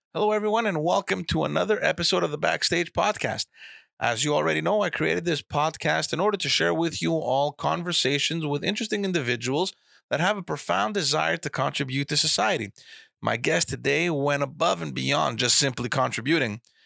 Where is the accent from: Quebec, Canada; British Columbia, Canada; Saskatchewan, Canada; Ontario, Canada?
Quebec, Canada; Montreal; I was brought up in Park X. I lived, uh, I mean, I was born in Park X